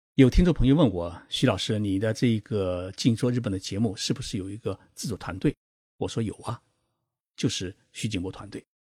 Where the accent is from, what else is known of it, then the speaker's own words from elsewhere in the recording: Zhejiang, China; now in Japan; 我是浙江人，从小呢就没有学好普通话